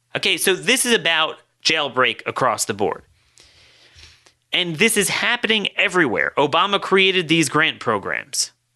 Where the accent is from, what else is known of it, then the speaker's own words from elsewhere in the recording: Baltimore, Maryland, United States; my hometown of Baltimore